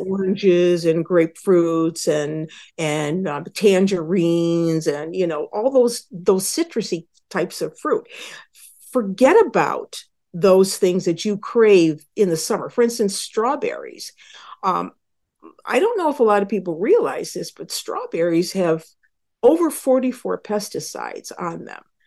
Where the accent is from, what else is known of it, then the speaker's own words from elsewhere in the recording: Western New York, United States; I grew up in Western New York